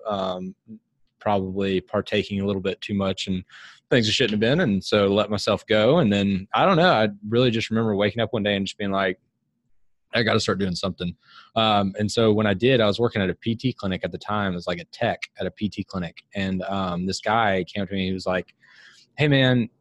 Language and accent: English; Huntsville, Alabama, United States; now in Birmingham, United States; I grew up in Huntsville